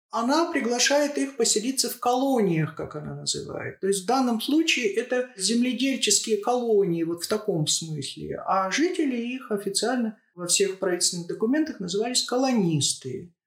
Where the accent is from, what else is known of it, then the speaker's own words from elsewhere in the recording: Shatandy, Akmola Region, Kazakhstan; Я родилась и выросла в поселке в Акмолинской области, поселок Шатанды